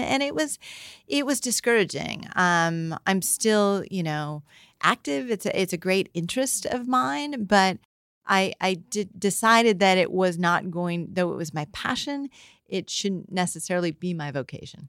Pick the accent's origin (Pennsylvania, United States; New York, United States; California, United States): California, United States; San Francisco; we grew up in San Francisco